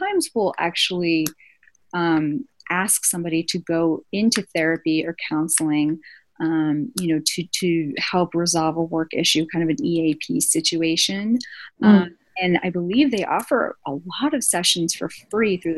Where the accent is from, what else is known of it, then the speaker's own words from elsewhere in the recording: East Coast, United States; moved away; I'm from the East Coast originally